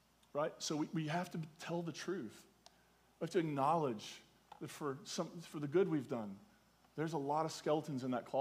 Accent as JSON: {"language": "English", "region": "Eastern Kentucky", "country": "United States", "said": "I'm clearly from Eastern Kentucky"}